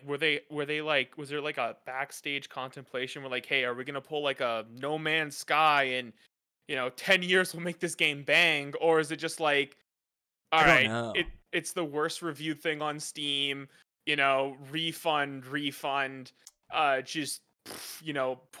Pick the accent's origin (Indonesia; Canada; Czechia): Canada; I'm as a Canadian